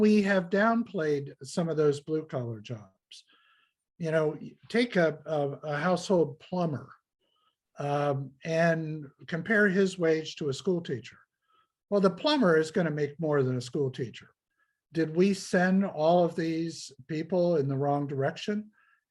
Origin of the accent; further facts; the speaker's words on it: Ohio, United States; I'm from the Midwest of the United States. I'm from Ohio, an industrial producing state